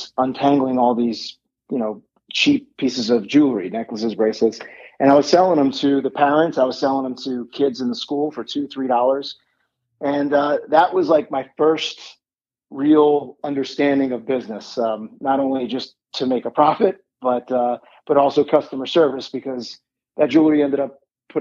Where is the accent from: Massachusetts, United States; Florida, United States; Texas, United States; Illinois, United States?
Florida, United States; Miami; I am born and raised in Miami, Florida